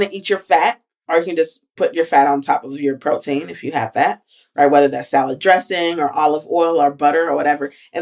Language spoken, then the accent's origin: English; Alabama, United States; moved away; I did my last rotation at home, and I'm from Alabama